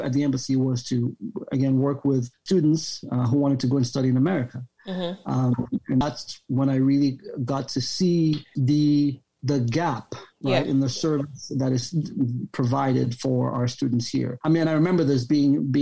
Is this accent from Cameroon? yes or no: yes; Cameroon; also born or lived in Yaoundé, Cameroon / Bamenda, Cameroon / Ohio, United States; I was born and raised here in Cameroon, primary school in Yaoundé, secondary school in Bamenda